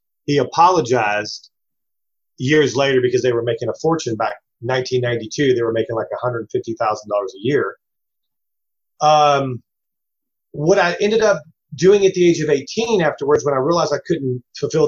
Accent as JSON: {"language": "English", "town": "Louisville", "region": "Kentucky", "country": "United States", "tie": "born or raised there", "said": "We grew up in the South end of Louisville off of Dixie Highway."}